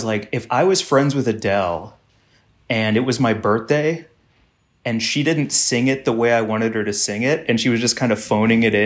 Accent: St. Louis, Missouri, United States; I grew up in St. Louis, Missouri.

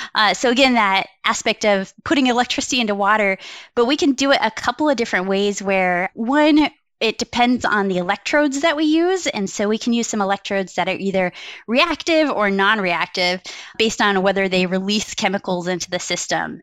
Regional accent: Wyoming, United States; now in Milwaukee, United States; how I grew up in Wyoming.

